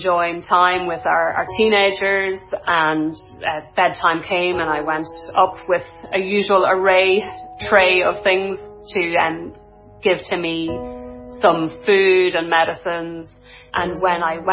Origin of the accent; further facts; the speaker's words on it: Dundalk, County Louth, Ireland; now in North County Dublin, Ireland; I'm originally from Dundalk in County Louth, and I live in North County Dublin